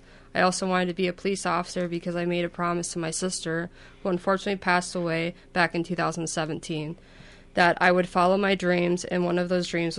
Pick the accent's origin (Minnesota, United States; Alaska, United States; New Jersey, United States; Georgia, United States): Minnesota, United States; Northfield; I'm 27 years young. I like to joke about that. I grew up here in Northfield, Minnesota.